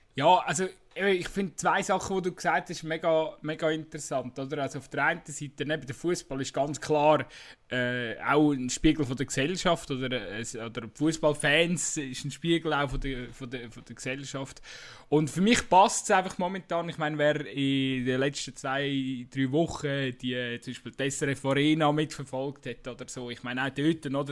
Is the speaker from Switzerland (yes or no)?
yes; Switzerland; bei uns in der Schweiz